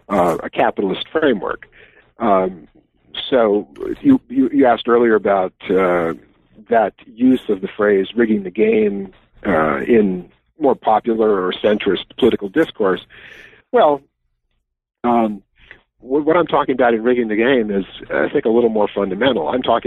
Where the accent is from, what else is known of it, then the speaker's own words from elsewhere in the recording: Wisconsin, United States; As in my home state, yes.